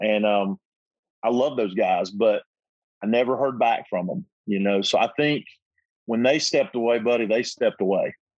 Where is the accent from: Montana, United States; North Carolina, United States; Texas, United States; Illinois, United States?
North Carolina, United States; We're both from North Carolina